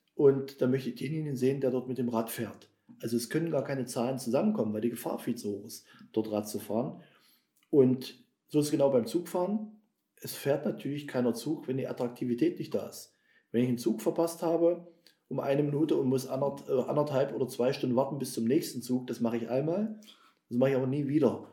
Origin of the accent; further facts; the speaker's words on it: Nienburg, Saxony-Anhalt, Germany; Wir haben in Nienburg, in meinem Geburtsort